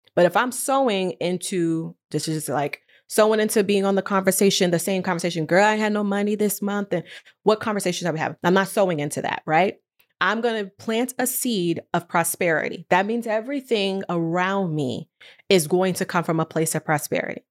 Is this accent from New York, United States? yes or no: yes; New York, United States; moved away as an adult; now in California, United States; I'm from New York, and I decided that I needed a different pace of life. And I moved to California